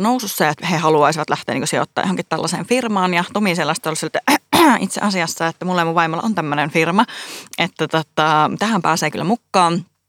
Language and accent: Finnish; Oulu, North Ostrobothnia, Finland; accent: Oulu dialect; moved away as an adult; now in Helsinki, Finland; mä oon siis Oulusta kotoisin